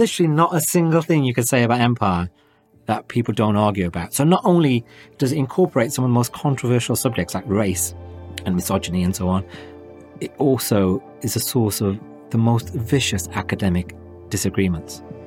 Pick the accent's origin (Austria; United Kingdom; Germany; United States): United Kingdom; Wolverhampton, West Midlands; In Wolverhampton, my hometown